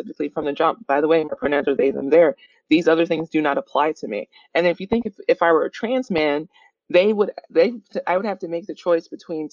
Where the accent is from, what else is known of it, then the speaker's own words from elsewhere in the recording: Mississippi, United States; moved away as an adult; also born or lived in Chicago / Midwest; now in Bay Area, United States; my wife, my sister, and I all made the trek to the Bay Area from Chicago, but we're originally from Mississippi